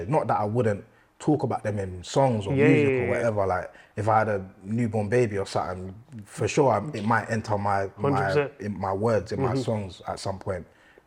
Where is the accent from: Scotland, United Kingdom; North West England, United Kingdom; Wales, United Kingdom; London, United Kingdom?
London, United Kingdom; I grew up in East Ham, in Newham